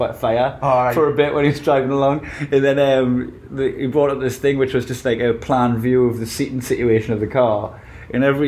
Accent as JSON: {"language": "English", "country": "United Kingdom", "moved": "yes", "lives_now": "United States", "said": "I was just far too British"}